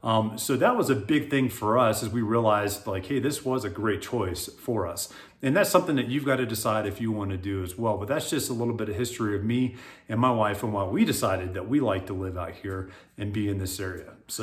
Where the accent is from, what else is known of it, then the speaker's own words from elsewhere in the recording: South Florida, United States; also born or lived in Hawaii; now in Colorado, United States; I'm originally from South Florida. That's where I grew up. So I'm a Florida boy. I'm used to heat. I love the heat. We lived in Hawaii at one point.